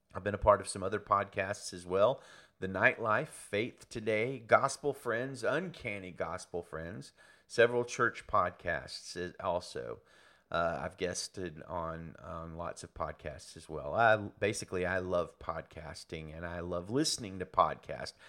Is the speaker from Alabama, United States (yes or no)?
yes; Birmingham, Alabama, United States; moved away as an adult; now in Salinas, United States; I was born and raised in and around Birmingham, Alabama